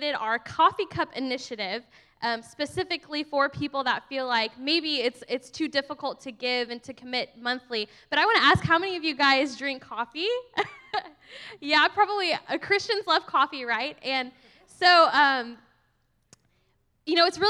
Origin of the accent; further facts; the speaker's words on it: Texas, United States; I'm actually like from Texas and ride horses